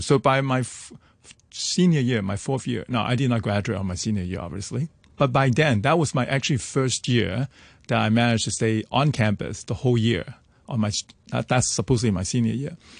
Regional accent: Hong Kong; growing up in Hong Kong

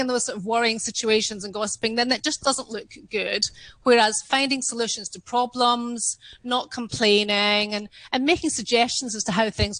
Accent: Scotland, United Kingdom; I'm Scottish, my upbringing was not to show off

